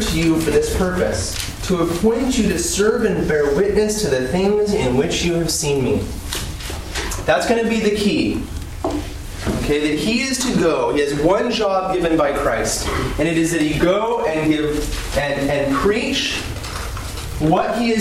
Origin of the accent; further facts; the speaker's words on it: California, United States; now in Virginia, United States; I am from California.